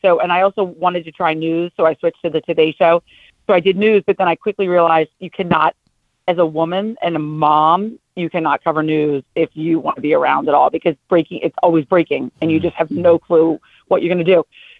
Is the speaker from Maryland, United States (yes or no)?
yes; Baltimore, Maryland, United States; moved away; Excited to be coming back to my hometown.